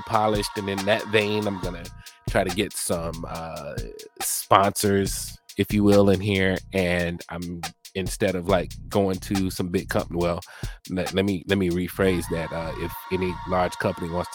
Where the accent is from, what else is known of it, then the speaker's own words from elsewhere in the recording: Mobile, Alabama, United States; also born or lived in Biloxi, Mississippi; I was born on Keesler Air Force Base in Biloxi, Mississippi, raised by my parents who are from rural Alabama. I was raised in Mobile, Alabama